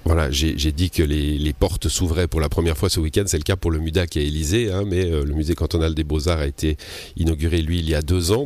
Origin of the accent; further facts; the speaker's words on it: Switzerland; on vient du Chablais, comme moi